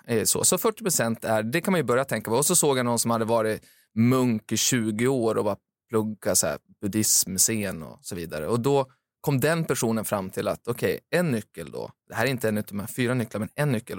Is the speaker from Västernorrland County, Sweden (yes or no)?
yes; Timrå, Västernorrland County, Sweden; moved away; där jag kommer från, Timrå